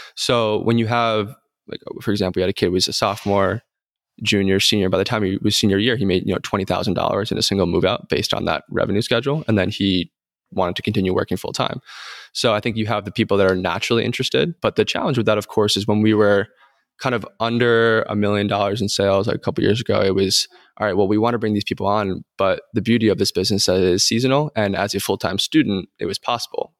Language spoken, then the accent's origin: English; New York, United States; also born or lived in North Carolina; now in Texas, United States; I'm from New York.